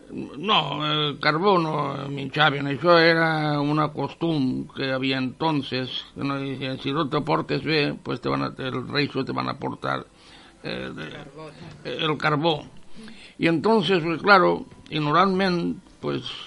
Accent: Sollana, Valencian Community, Spain; now in Picassent, Spain; jo soc nascut en Sollana i criat en Sollana fins que vas vindre a ser a Picassent

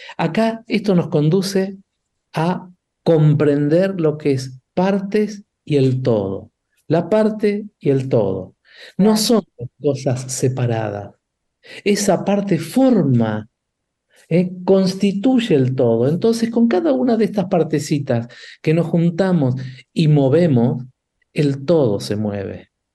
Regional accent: Argentina; nosotros argentinos

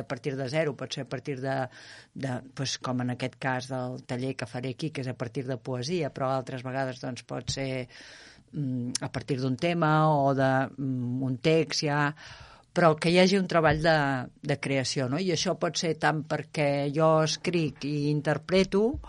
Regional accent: Terrassa, Catalonia, Spain; moved away as an adult; now in Arenys de Munt, Spain; Terrassa, que és d'on sóc jo.

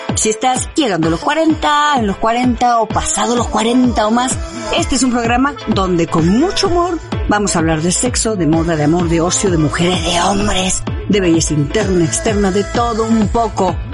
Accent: Río Tercero, Córdoba, Argentina; moved away as an adult; now in Mexico City, Mexico; ciudadana ilustre de en Río Tercero, en Córdoba, donde yo soy en Argentina

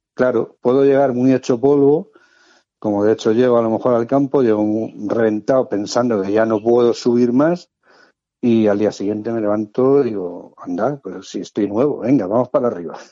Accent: Madrid, Community of Madrid, Spain; moved away as an adult; now in Cartagena, Spain; Nací en Madrid. Por cuestión de trabajo aprobé las oposiciones de bombero en Cartagena y bueno, pues ya está, llevo ya viviendo 34 o 35 años en Cartagena

